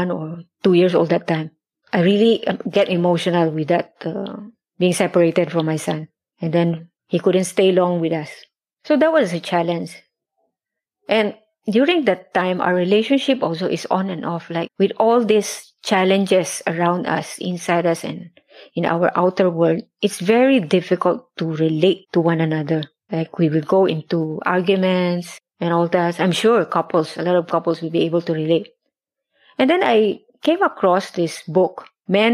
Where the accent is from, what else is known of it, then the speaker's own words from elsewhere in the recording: Philippines; moved away as an adult; now in Singapore; overseas Filipino worker in Singapore